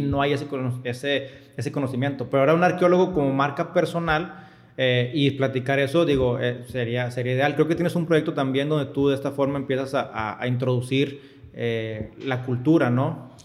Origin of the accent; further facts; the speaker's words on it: Monterrey, Nuevo León, Mexico; yo estoy de Monterrey